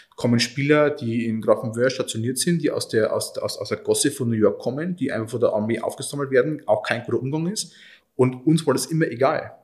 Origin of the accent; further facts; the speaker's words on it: Oberviechtach, Bavaria, Germany; Oberfichtach ist meine Heimat